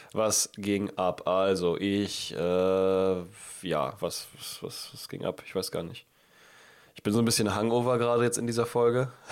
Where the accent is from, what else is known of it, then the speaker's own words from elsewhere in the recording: Northern Germany, Germany; bei uns im Norden gibt es keinen Karneval oder Fasching